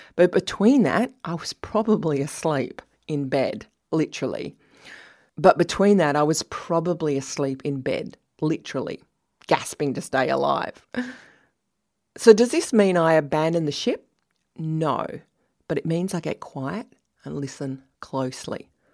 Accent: Australia; I'm Australian.

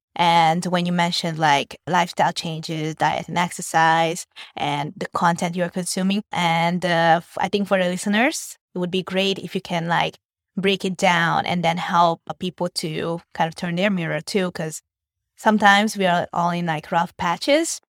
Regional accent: Hungary; born or raised there; now in Vietnam

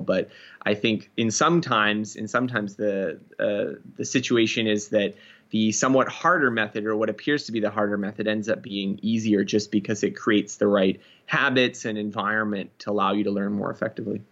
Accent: Canada; I'm Canadian, so we do a little bit of learning French in school

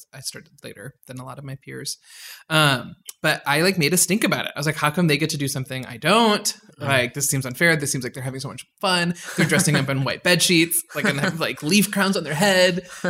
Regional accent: suburbs of Chicago, Illinois, United States; also born or lived in Karachi, Pakistan / Addison / Lombard / Schaumburg; I was born in Karachi, Pakistan, but very much grew up in the suburbs of Chicago.

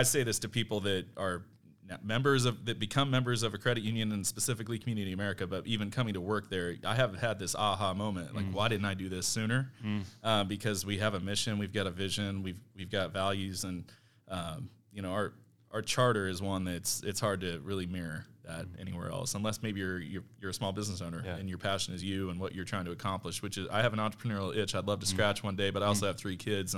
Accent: Warrensburg, Missouri, United States; I grew up in Warrensburg, Missouri, Central Missouri

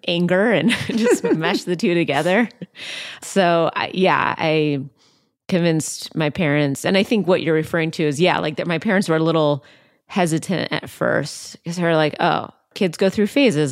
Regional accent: outside Seattle, Washington, United States; I grew up outside Seattle

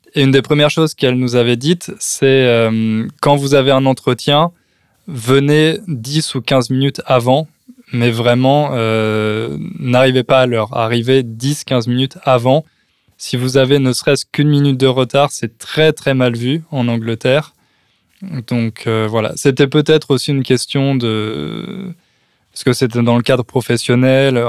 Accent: France; accent: French; j'ai toujours euh, mon accent français que je perdrai jamais.

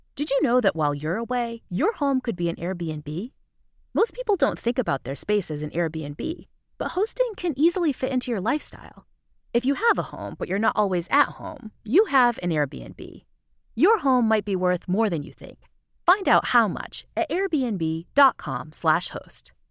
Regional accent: New Bedford, Massachusetts, United States; moved away; We went to high school together back in my hometown of New Bedford, Massachusetts

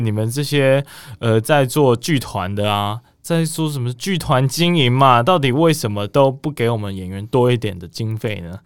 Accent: southern Taiwan, Taiwan; 我是南部来的小孩。 就想说这个文化沙漠嘛

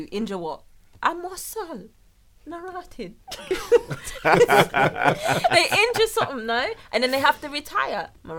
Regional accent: London, United Kingdom; We're from London.

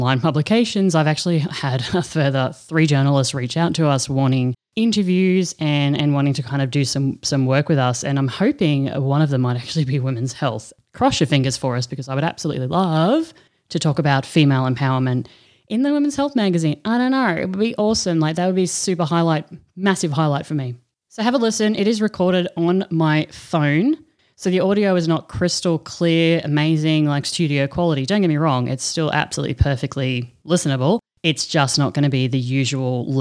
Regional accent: Australia; we're actually both from Australia

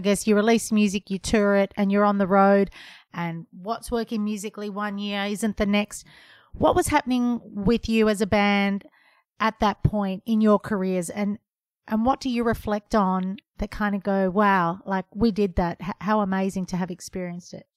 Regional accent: Melbourne, Victoria, Australia; my hometown

